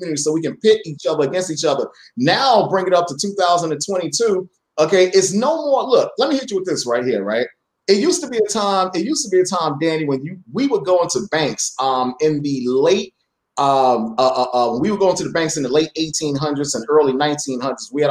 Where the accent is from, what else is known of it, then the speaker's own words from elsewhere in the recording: New York City, New York, United States; I grew up in Brooklyn Farragut Projects